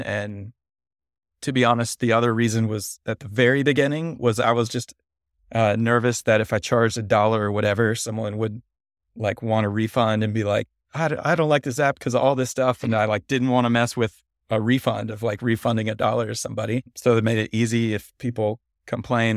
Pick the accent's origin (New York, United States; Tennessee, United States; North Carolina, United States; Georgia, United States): Tennessee, United States; Nashville; also born or lived in Cincinnati, Ohio; I grew up born in Cincinnati, but moved to Nashville, Tennessee when I was little and grew up in the South